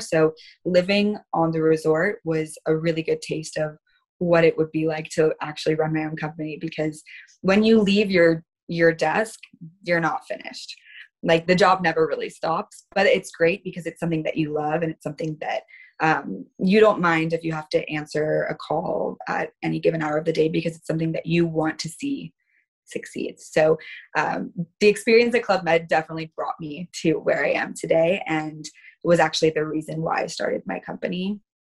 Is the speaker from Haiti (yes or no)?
no; California, United States; I'm from California. This is where I'm born and raised